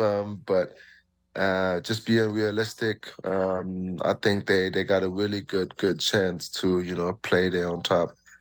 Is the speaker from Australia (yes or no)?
no; Germany; now in Toronto, Canada; I'm from Germany